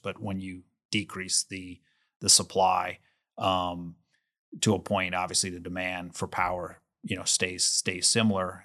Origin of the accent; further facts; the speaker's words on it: New Orleans, Louisiana, United States; I was born in New Orleans. I went to L S U